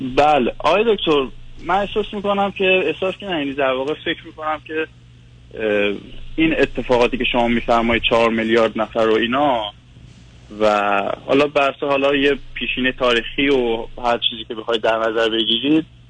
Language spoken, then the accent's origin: Persian; Iran; moved away as an adult; now in Vancouver, Canada; از ونکوور تماس میگیرم 5 ساله که از ایران اومدم ونکوور